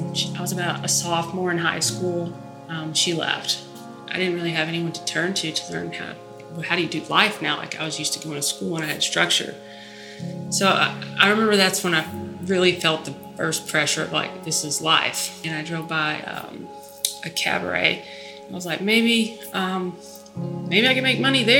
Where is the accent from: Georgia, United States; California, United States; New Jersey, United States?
California, United States; Ridgecrest; I'm from Ridgecrest, California. I was born there